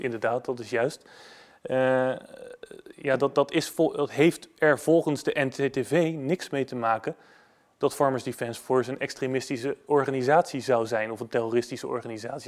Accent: Netherlands; als Nederlander. Ik hou van mijn land

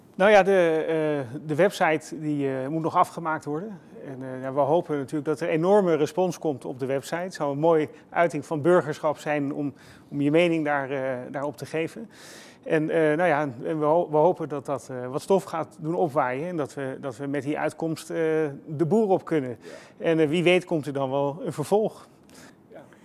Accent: Haarlem, North Holland, Netherlands; Ik kom uit Haarlem.

